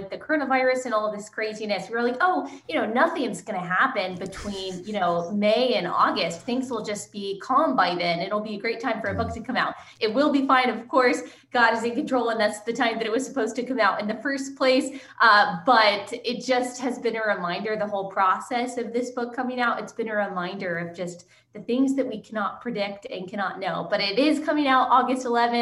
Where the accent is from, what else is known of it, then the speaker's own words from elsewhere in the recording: Texas, United States; also born or lived in Southeast United States; I was born and raised in Texas